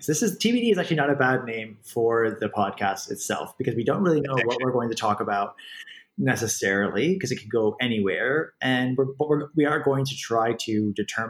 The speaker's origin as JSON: {"language": "English", "country": "Canada", "also_born_or_lived": "Middle East", "moved": "as an adult", "said": "I'm Canadian, and I'm overseas"}